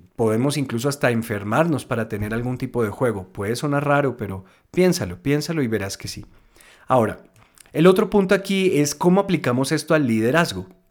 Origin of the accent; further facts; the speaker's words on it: Colombia; aquí en mi país, en Colombia